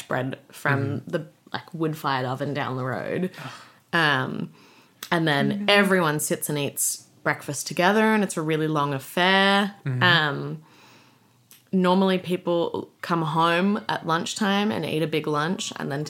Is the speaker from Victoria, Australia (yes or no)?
no; Sydney, New South Wales, Australia; I spent the first half of my childhood, like up until I was 14 or so, in La Crosse in Sydney